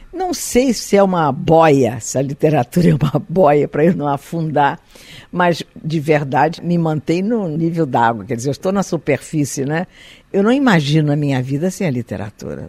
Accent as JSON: {"language": "Portuguese", "country": "Brazil", "also_born_or_lived": "Galicia, Spain", "said": "eu me sinto uma brasileira hoje"}